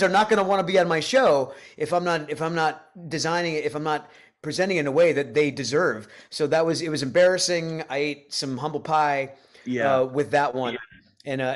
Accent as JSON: {"language": "English", "region": "Rhode Island", "country": "United States", "tie": "born or raised there", "moved": "yes", "lives_now": "Nashville, United States", "said": "I grew up in Rhode Island."}